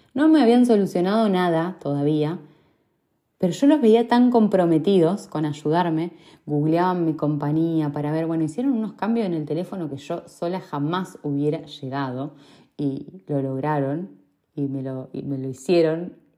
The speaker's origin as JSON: {"language": "Spanish", "town": "Rosario", "region": "Santa Fe", "country": "Argentina", "moved": "yes", "lives_now": "Manchester, United Kingdom", "said": "desde que me fui de Rosario"}